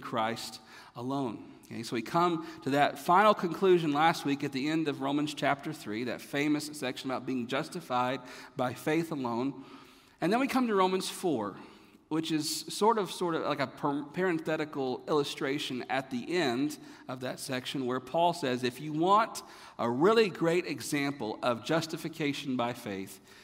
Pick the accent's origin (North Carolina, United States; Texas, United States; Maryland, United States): North Carolina, United States; moved away; also born or lived in Florida; growing up in North Carolina